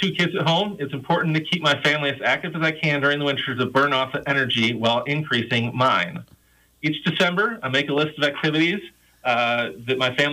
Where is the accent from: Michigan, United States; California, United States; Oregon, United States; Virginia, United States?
Michigan, United States; now in Iowa, United States; I grew up in Michigan on the coast of Lake Michigan